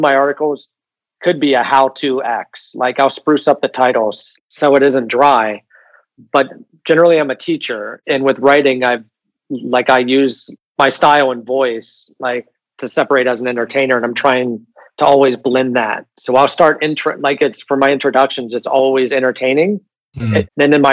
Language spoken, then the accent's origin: English; United States; moved away as an adult; now in Barcelona, Spain; I'm from America